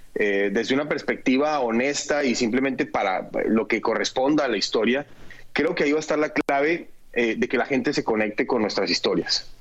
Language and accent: Spanish; Colombia; en mi país